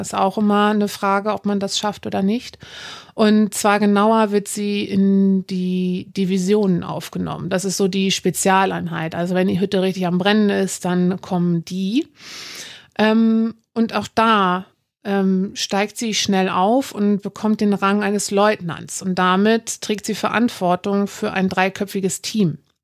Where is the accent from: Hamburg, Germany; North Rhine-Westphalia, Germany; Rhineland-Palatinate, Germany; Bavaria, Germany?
Hamburg, Germany; Ich bin Nordlicht, gebürtig aus Hamburg